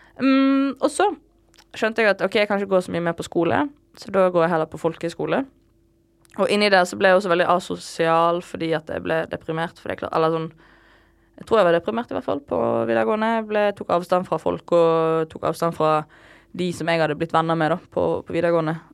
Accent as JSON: {"language": "Norwegian", "town": "Bergen", "region": "Vestland", "country": "Norway", "tie": "born or raised there", "moved": "as an adult", "said": "jeg er fra Loddefjord."}